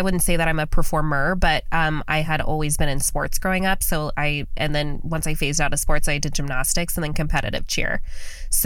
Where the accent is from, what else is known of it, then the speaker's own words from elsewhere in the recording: Las Vegas, Nevada, United States; born and raised in Las Vegas.